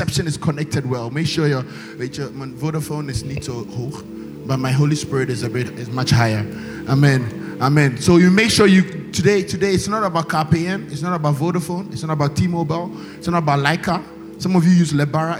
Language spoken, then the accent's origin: English; China; moved away; I come from China